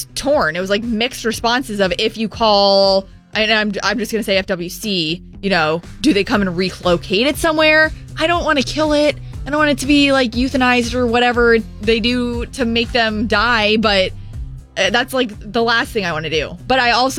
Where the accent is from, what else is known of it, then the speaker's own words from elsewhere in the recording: Florida, United States; I'm born and raised in Florida